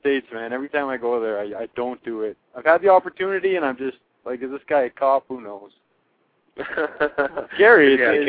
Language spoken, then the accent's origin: English; Alberta, Canada; I am Canadian.